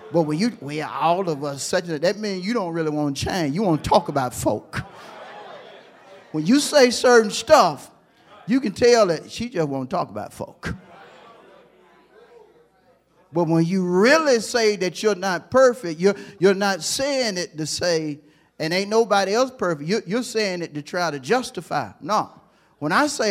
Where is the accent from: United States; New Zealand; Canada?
United States; Hewlett; I'm from Hewlett